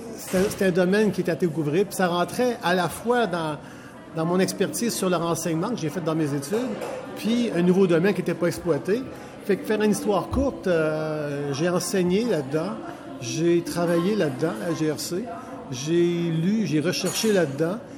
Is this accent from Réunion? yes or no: no; Quebec City, Quebec, Canada; now in Saint-Bruno-de-Montarville, Canada; je suis né à Québec, je reste à Saint-Bruno, je suis québécois, francophone